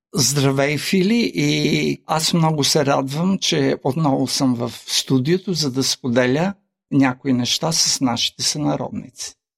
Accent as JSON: {"language": "Bulgarian", "town": "Kyustendil", "region": "Kyustendil Province", "country": "Bulgaria", "tie": "born or raised there", "moved": "yes", "lives_now": "Australia", "said": "в Кюстендил, моя роден град"}